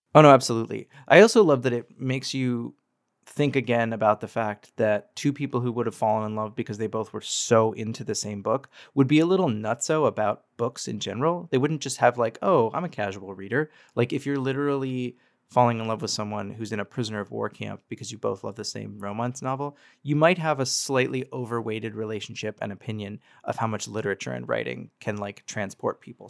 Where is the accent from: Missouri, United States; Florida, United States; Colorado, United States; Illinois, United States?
Colorado, United States; I grew up in Colorado